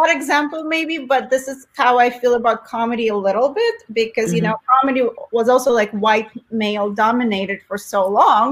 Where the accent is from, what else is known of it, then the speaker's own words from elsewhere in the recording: Nizhny Novgorod, Nizhny Novgorod Oblast, Russia; English is a second language; moved away as an adult; now in United States; I entered the very first competition beauty contest in my hometown. It was Miss Nizhny Novgorod